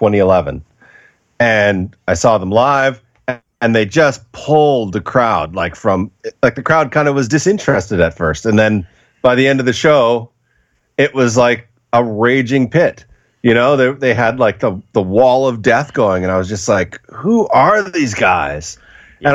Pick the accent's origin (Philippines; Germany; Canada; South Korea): Canada; moved away; I'm originally from Canada